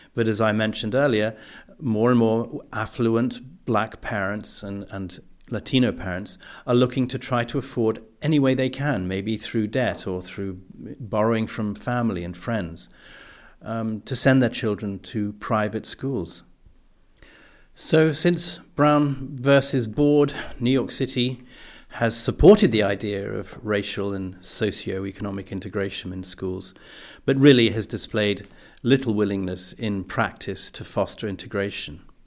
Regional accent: England, United Kingdom; moved away; growing up in the English public school system

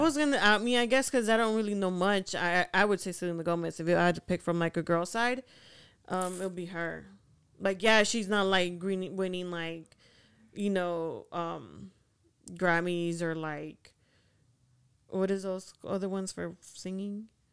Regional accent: Honduras; moved away; I'm from Honduras

